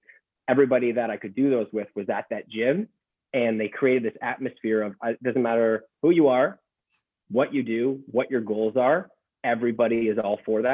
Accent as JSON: {"language": "English", "town": "Ottawa", "region": "Ontario", "country": "Canada", "tie": "born or raised there", "also_born_or_lived": "Vancouver", "moved": "as an adult", "lives_now": "Sudbury, Canada", "said": "I'm from Ottawa"}